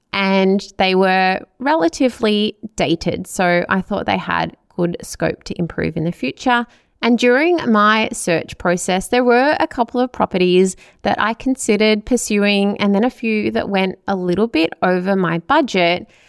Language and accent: English; Melbourne, Victoria, Australia; also born or lived in Chelsea Heights; I grew up in Hyatt, which is in the southeastern suburbs of Melbourne